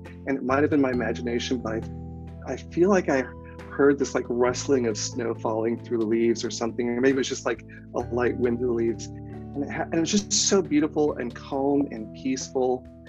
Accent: Michigan, United States; moved away as an adult; also born or lived in Chicago; now in San Jose, United States; I grew up in Michigan, but so, you know, four seasons in Michigan, but now I live in California in San Jose, about an hour south of San Francisco.

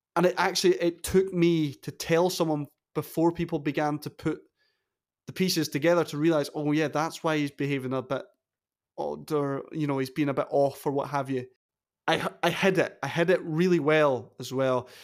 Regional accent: Wick, Scotland, United Kingdom; As a, a wee bairn growing up in Caithness

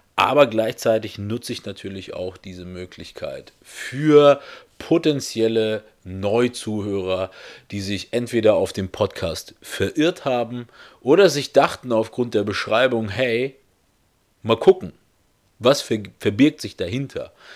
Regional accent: North Rhine-Westphalia, Germany; also born or lived in Russia; geboren bin ich dort in Russland. Äh, mit zweieinhalb Jahren habe ich es dann geschafft, äh, mit meiner gesamten Familie nach Deutschland zu ziehen. Und ähm, wir sind dann auch hier in Deutschland gestrandet in Nordrhein-Westfalen

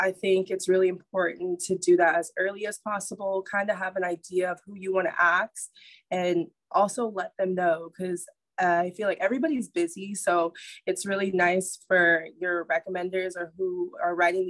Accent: Nassau, New Providence, Bahamas; now in Nashville, United States; I'm originally from Nassau, Bahamas

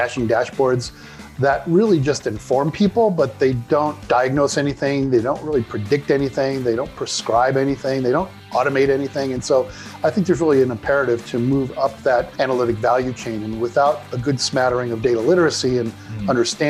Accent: Chicago, Illinois, United States; also born or lived in Ottawa / Denver / San Diego / Sydney; I grew up here outside Chicago

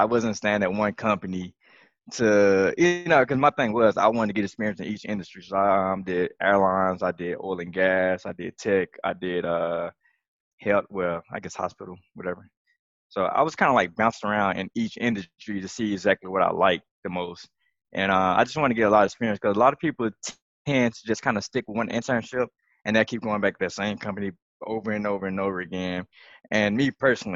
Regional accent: Mississippi, United States; I'm from Mississippi. Oh, that accent came out when I said

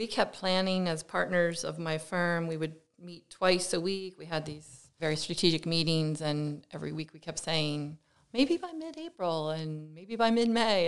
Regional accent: Lehigh Valley, Pennsylvania, United States; moved away as an adult; now in New Jersey, United States; I come from the Lehigh Valley in Pennsylvania

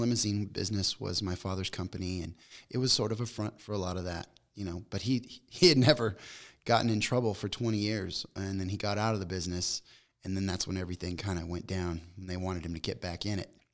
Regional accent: Las Vegas, Nevada, United States; moved away as an adult; also born or lived in Long Beach, California; I grew up in Vegas

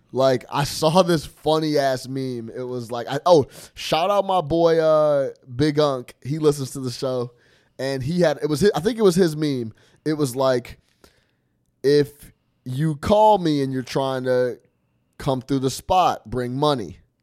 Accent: the West, United States; I went to Arizona State, like you guys know, so I'm from the West

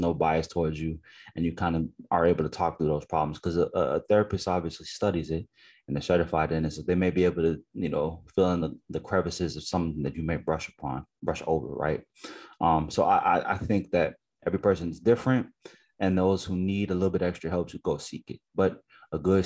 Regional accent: United States; I'm an Americanized Nigerian person where I grew up in America

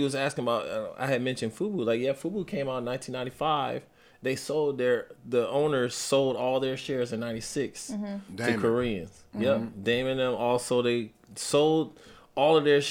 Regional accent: New York City, New York, United States; also born or lived in Compton, California; I was born in Compton, but raised in Brooklyn, and spent a lot of time in Compton.

